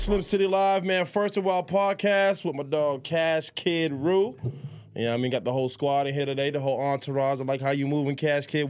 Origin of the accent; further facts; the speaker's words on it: Miami, Florida, United States; also born or lived in Jamaica; I was born in Jamaica, I was moved to Miami